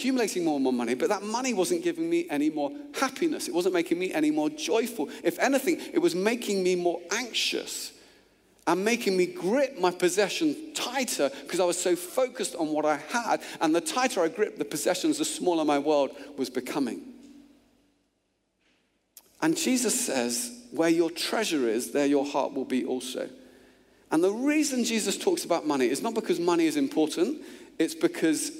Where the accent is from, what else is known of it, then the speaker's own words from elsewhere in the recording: Luton, East of England, United Kingdom; moved away as an adult; also born or lived in Oxford; where I grew up in Luton, it was cars.